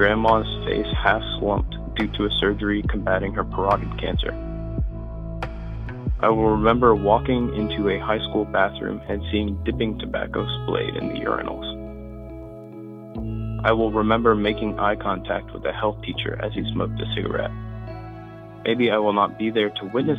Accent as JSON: {"language": "English", "area": "Rowan County", "region": "Kentucky", "country": "United States", "tie": "born or raised there", "said": "My family hails from all regions of the country, but I grew up in Rowan County, Kentucky"}